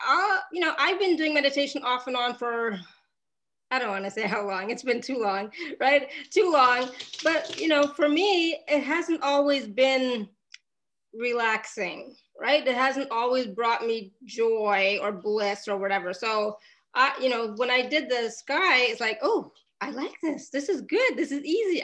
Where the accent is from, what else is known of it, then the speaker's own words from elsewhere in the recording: Canada; I grew up in Canada